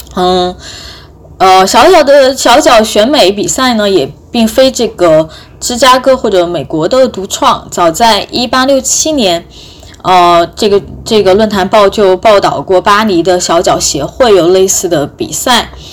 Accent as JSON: {"language": "Chinese", "country": "China", "said": "我们中国人现在是怎么样来"}